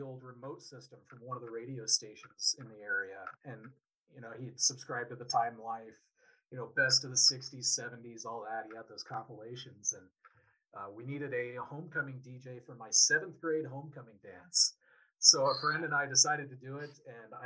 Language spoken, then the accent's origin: English; Wyoming, United States; my dad and my grandfather had started a small independent agency in my hometown back in the 70s